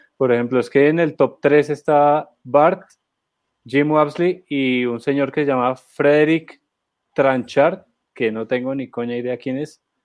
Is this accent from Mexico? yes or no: no; Colombia; nosotros como colombianos